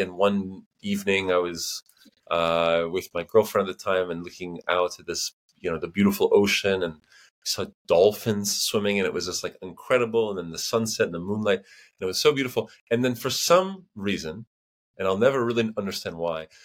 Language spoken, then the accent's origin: English; United States; moved away as an adult; also born or lived in New Hampshire / Boston / Chicago / St. Petersburg, Russia; now in Barcelona, Spain; I am originally from America, from New Hampshire, from Boston, but right now I live in Barcelona